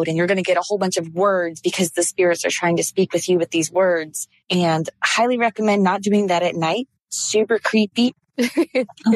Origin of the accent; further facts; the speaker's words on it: Orlando, Florida, United States; also born or lived in DeLand, Florida; I grew up in Orlando, Florida